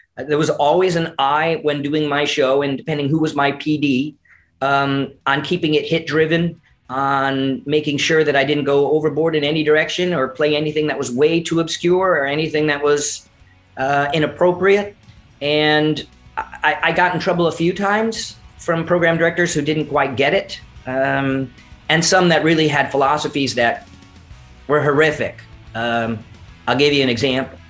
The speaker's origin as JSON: {"language": "English", "town": "Newington", "region": "Connecticut", "country": "United States", "tie": "born or raised there", "said": "growing up in Newington, Connecticut, right outside of Hartford"}